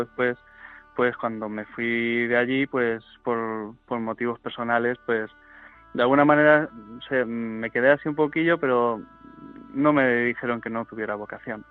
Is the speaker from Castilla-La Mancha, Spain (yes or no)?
yes; Fuente el Fresno, Castilla-La Mancha, Spain; also born or lived in Madrid; aquí en nuestro pueblo, en Frente Fresno